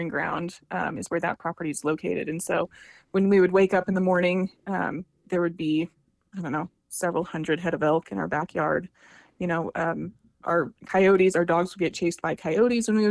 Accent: La Veta, Colorado, United States; I grew up in La Vida, Colorado, which is about, it's got a population of 1,000 people in Southern Colorado

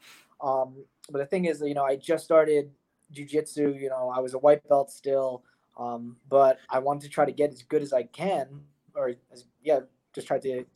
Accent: North Brunswick, New Jersey, United States; I'm from North Brunswick, New Jersey. That's where, you know, I lived my entire life pretty much.

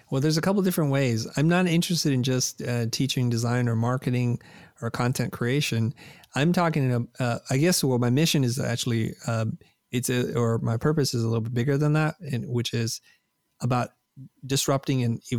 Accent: Vietnam; a country who's welcomed my family and I because we're refugees from Vietnam

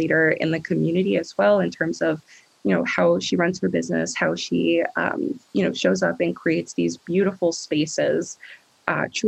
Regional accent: New Jersey, United States; now in Vermont, United States; So I grew up in New Jersey, and I grew up in a very small suburb

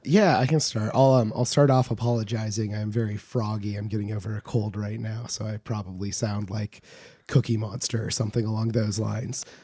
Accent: Homer, Alaska, United States; I grew up in rural Alaska, as I say frequently on this show, but, um, from Homer, my hometown

